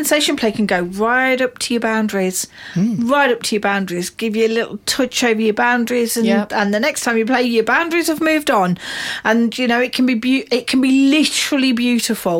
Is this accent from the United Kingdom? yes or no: yes; United Kingdom; we're British